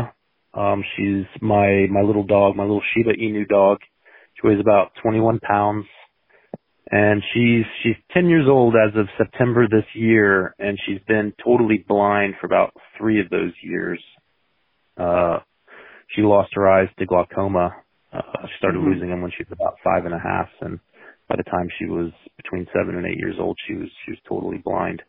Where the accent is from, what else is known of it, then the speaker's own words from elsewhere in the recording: Florida, United States; it being my home state